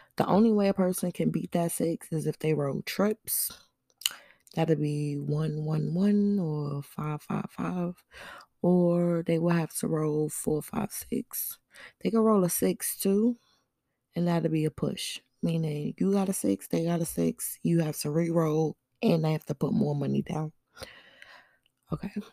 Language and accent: English; New York City, New York, United States; Where I'm from, I'm from Brooklyn